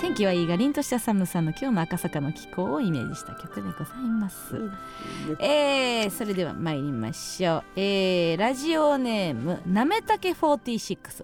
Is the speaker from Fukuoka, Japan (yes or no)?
no; Kansai, Osaka, Japan; moved away; 地元大阪関西